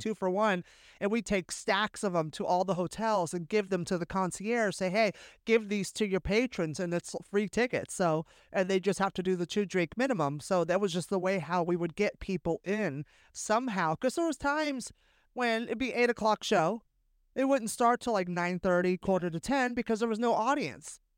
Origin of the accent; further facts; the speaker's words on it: Bay Area, California, United States; growing up in the Bay Area